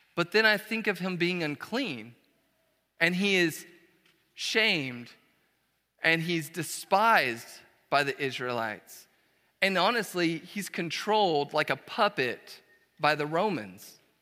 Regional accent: Dallas, Texas, United States; moved away as an adult; also born or lived in Brazil; now in College Station, United States; we are originally from Dallas, Fort Worth

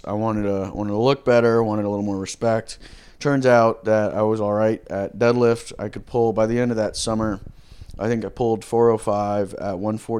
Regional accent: Georgia, United States; now in San Diego, United States; No, I'm from Georgia.

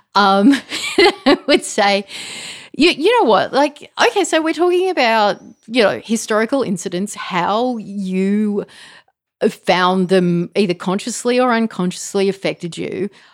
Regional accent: Australia; I was raised to sort of think of myself as Australian.

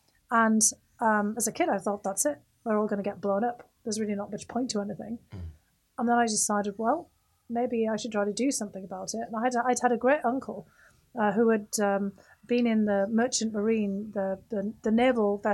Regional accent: United Kingdom; the UK, where I was growing up in the United Kingdom

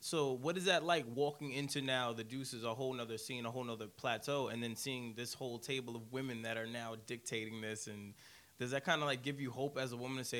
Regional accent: Brooklyn, New York, United States; Meanwhile, I'm from Brooklyn.

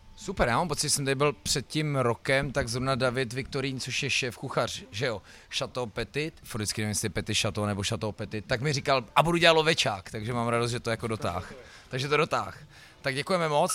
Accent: Most, Ústí nad Labem Region, Czechia; also born or lived in Louny; to je trošku můj hometown, já jsem se narodil jo, jo. jako v mostecký porodnici, občas musím odpovídat do médií, jako eh, rodák z Mostu, vždycky říkám, prosím vás, ale já nejsem rodák

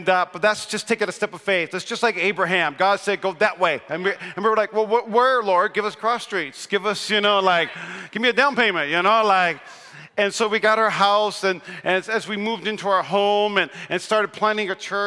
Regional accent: North Dakota, United States; moved away; I'm from North Dakota

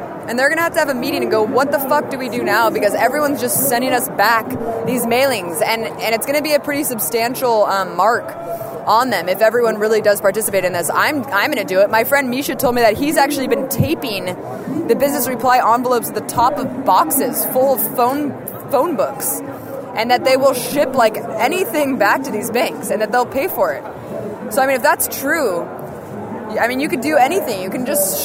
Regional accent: Oakland, California, United States; born or raised there

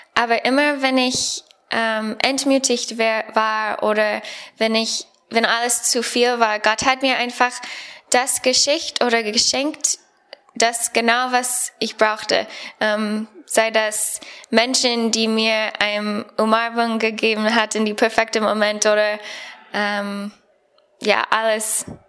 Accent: United States; German is a second language; moved away as an adult; now in Germany; ich komme aus Amerika

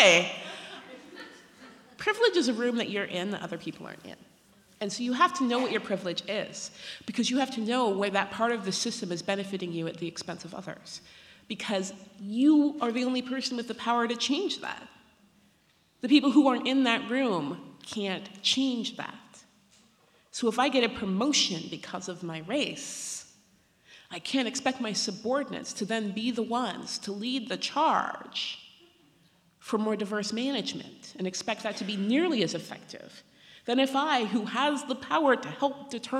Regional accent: Pacific Northwest, United States; I grew up in the Pacific Northwest, in a country that believes in educating women

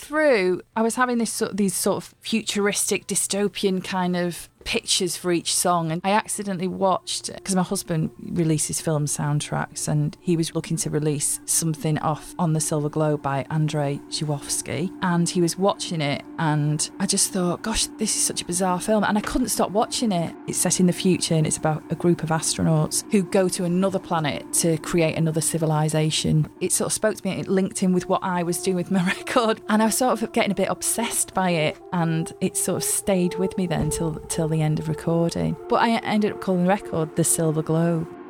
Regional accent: Widnes, North West England, United Kingdom; I grew up in Widnes, which is a chemical town

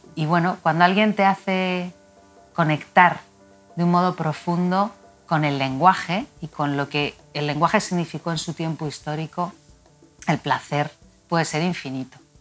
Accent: Madrid, Community of Madrid, Spain; He vivido aquí toda mi vida, nací aquí y mi vínculo con Madrid es complejo

